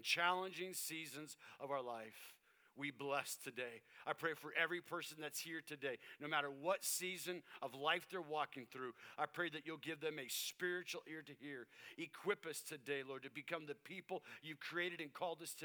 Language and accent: English; Tucson, Arizona, United States; I lived in Tucson, Arizona